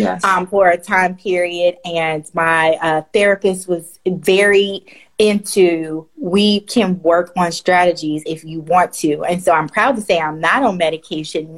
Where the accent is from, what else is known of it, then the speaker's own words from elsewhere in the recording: the South, United States; as a Black woman, you know, growing up in the South